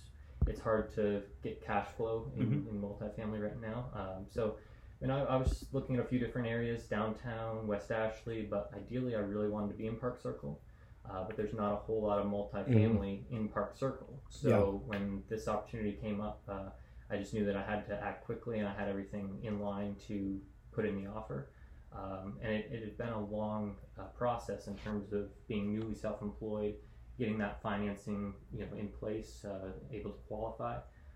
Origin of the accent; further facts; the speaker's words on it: Canada; Yeah, I guess I am Canada. Kind of lost my accent.